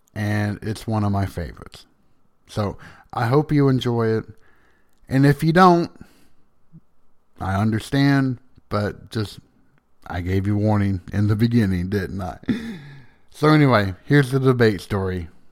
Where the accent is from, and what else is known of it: the South, United States; accent: Southern